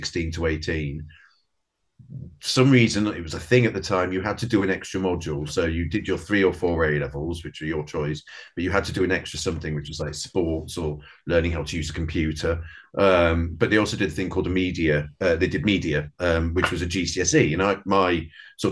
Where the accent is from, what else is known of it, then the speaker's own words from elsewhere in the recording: a town near Hull, Yorkshire and the Humber, United Kingdom; also born or lived in Brighton / Dublin; now in London, United Kingdom; I was born down south in Brighton, but very early age, we moved up north to a town sort of near Hull, middle of nowhere.